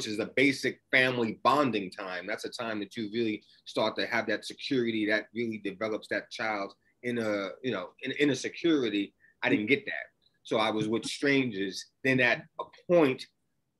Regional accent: New York City, New York, United States; my transition from the ghetto, from the Mott Haven section of the Bronx

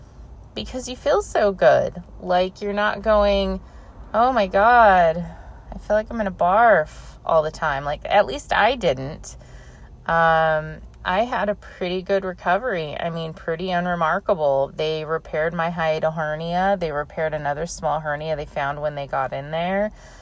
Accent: California, United States; I grew up in California my entire life

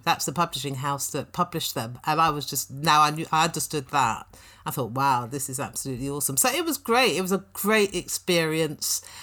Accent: London, United Kingdom; I was born in Clapham, went to primary school in Brixton and Balham, uh, spent my teenage years in Tooting and Elephant and Castle

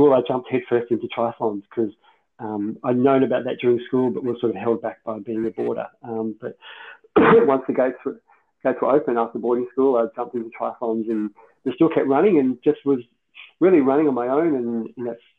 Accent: Ballarat, Victoria, Australia; I was from Ballarat, Moners was kind of my hometown favourite guy.

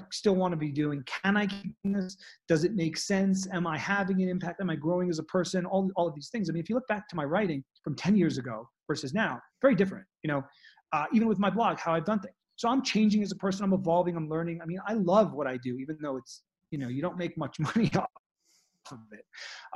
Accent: New York City, New York, United States; moved away as an adult; now in Colorado, United States; I was very disconnected from nature growing up in Manhattan.

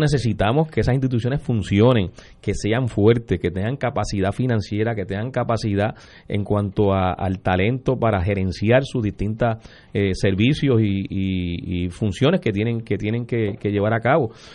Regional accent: Puerto Rico; como ciudadanos, como puertorriqueños y puertorriqueñas

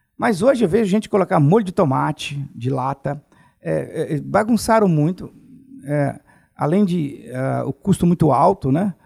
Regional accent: Alegre, Espírito Santo, Brazil; moved away as an adult; Eu sou de Alegre, né? Do Principado do Alegre

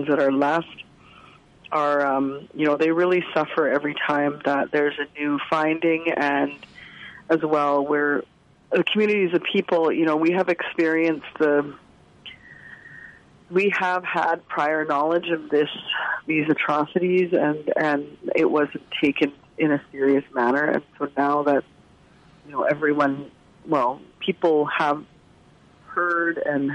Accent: Secwepemc Nation, British Columbia, Canada; the nation that I'm from the Tsleil-Waututh Nation, and Tecumloops is a part of that nation

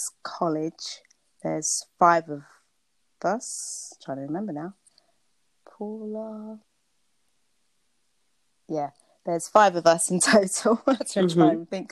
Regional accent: Luton, East of England, United Kingdom; also born or lived in Bedfordshire / St. Kitts (parents); I live in Bedfordshire. I was born in Luton, to be exact.

